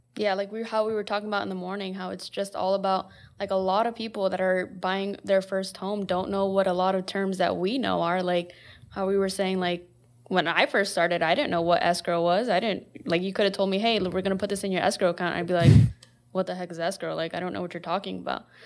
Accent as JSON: {"language": "English", "town": "West Point", "region": "Nebraska", "country": "United States", "tie": "born or raised there", "also_born_or_lived": "Omaha, Nebraska", "moved": "as an adult", "said": "I am originally from West Point, which is where Diego and J R from"}